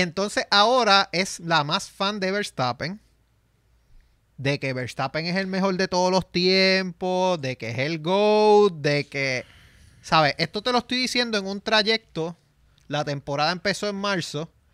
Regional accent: San Sebastián, Puerto Rico; yo soy de San Sebastián

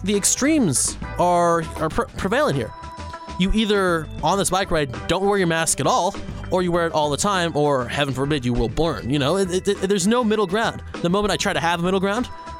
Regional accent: Sacramento, California, United States; moved away as an adult; also born or lived in Bay Area; now in Seattle, United States; When I lived out in Sacramento, I used to love biking all around my hometown

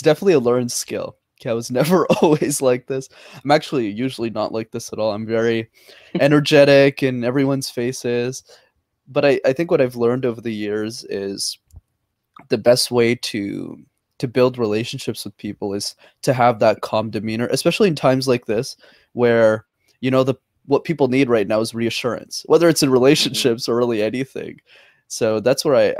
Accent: Montreal, Quebec, Canada; I'm born and raised in Montreal

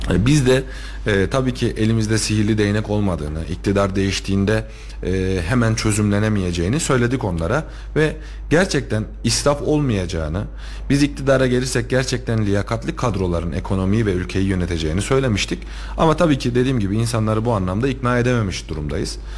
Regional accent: Tomarza, Kayseri Province, Turkey; Hani bir ya ben Tomarzalıyım. Tomarza'dan bir terörist çıkar mı diye söyledim. Yani buradan bura, bu yörede burada büyümüş birisinden bir terörist çıkar mı diye diye söyledim.

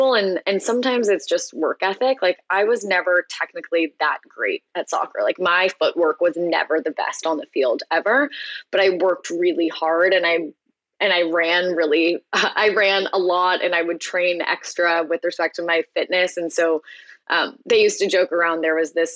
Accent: Tiburon, California, United States; I grew up in the Bay Area, just outside of San Francisco, in a town called Tiburon

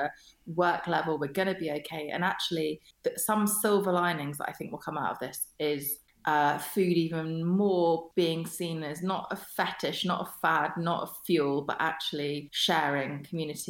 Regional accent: Kingston upon Thames, London, United Kingdom; also born or lived in Germany; the one that I grew up in Kingston, is by Richmond Park

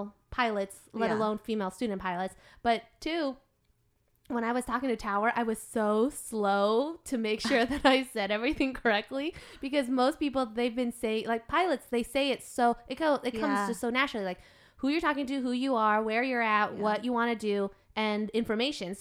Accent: United States; I was born and raised here in America.

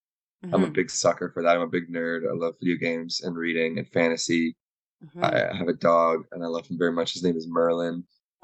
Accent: Waterloo, Ontario, Canada; I'm from Waterloo, Kitchener, Waterloo

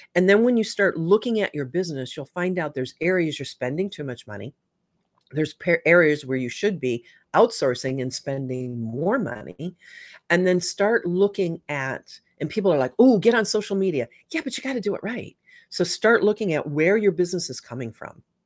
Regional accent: Michigan, United States; I grew up in Michigan

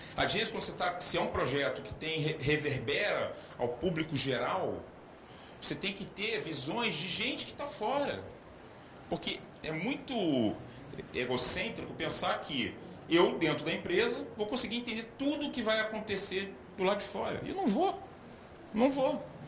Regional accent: Gaúcho, Rio Grande do Sul, Brazil; also born or lived in Rio de Janeiro; eu sou gaúcho, quase cariúcho

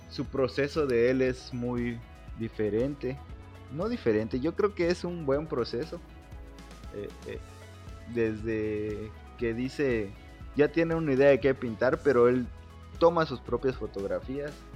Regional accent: Campeche, Mexico; now in Mérida, Mexico; Yo soy de Campeche

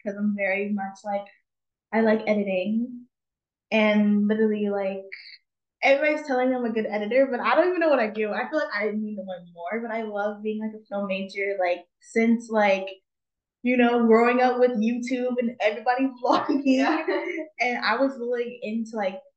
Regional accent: San Diego, California, United States; I'm from San Diego

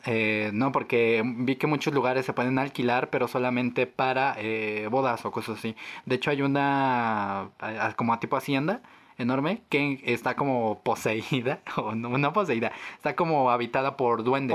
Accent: Mexico; somos mexicanos

